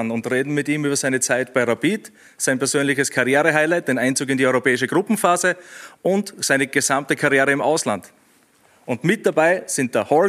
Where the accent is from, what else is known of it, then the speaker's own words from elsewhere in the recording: Liechtenstein; als direkt bei uns in Liechtenstein.